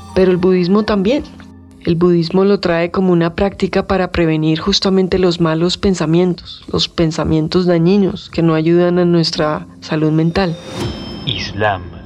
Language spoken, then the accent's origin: Spanish; Colombia; como colombiano